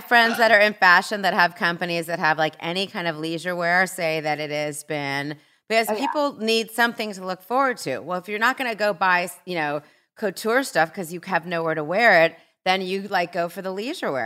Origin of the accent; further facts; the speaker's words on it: Southern California, United States; I've lived a lot of places, but I grew up in Southern California